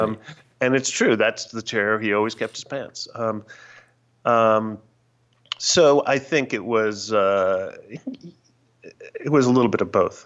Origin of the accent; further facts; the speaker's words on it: New York, United States; growing up in New York